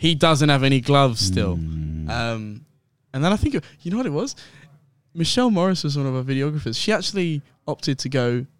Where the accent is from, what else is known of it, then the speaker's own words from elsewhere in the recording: London, United Kingdom; now in Sydney, Australia; Born in London